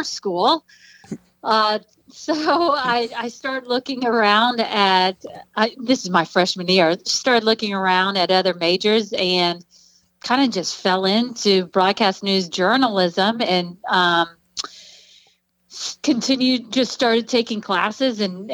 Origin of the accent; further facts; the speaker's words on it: Dayton, Ohio, United States; also born or lived in Dallas; I was born and raised here in the Dayton area. Yeah, been here all my life other than college